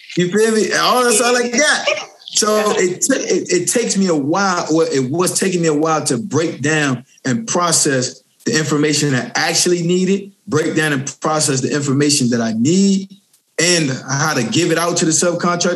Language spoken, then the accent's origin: English; Richmond, Virginia, United States; also born or lived in Norfolk, Virginia; I'm born and raised in Richmond, Virginia. Then I moved down to Norfolk, Virginia